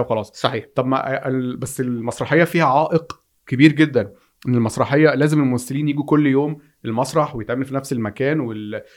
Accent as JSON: {"language": "Arabic", "country": "Egypt", "said": "في عندنا في مصر"}